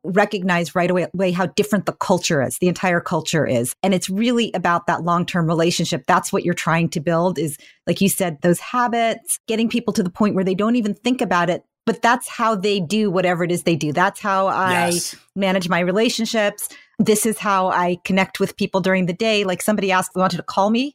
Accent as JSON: {"language": "English", "town": "Menlo Park", "region": "California", "country": "United States", "tie": "born or raised there", "said": "I grew up in Menlo Park"}